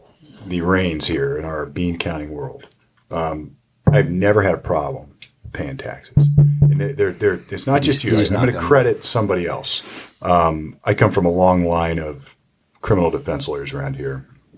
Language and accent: English; Sunbury, Ohio, United States; I went to Big Walnut High School up in Sunbury, and it was a rural community at the time.